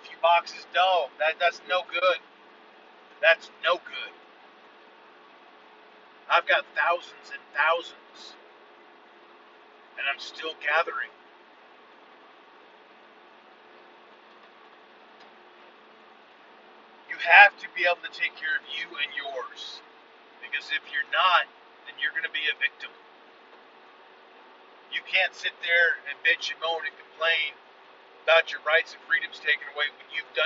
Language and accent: English; United States; I'm unapologetically American.